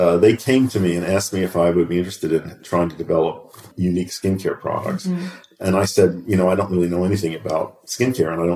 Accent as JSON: {"language": "English", "town": "Philadelphia", "region": "Pennsylvania", "country": "United States", "tie": "born or raised there", "said": "When I was growing up, I grew up in Philadelphia, and we had a row house"}